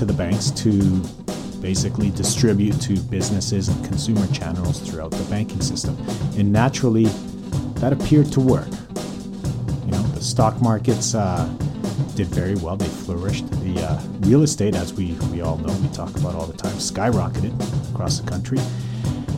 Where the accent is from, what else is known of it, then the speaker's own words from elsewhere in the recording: Calgary, Alberta, Canada; now in North Vancouver, Canada; born and raised in Calgary